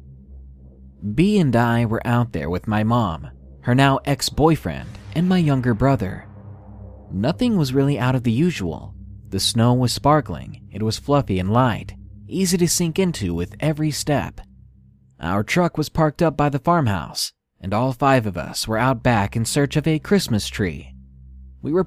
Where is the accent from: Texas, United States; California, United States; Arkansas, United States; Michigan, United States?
Arkansas, United States; I'm actually from Arkansas